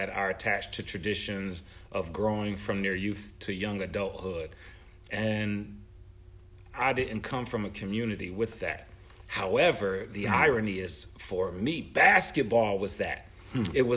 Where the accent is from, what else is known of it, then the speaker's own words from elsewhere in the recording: Buffalo, New York, United States; I'm from Buffalo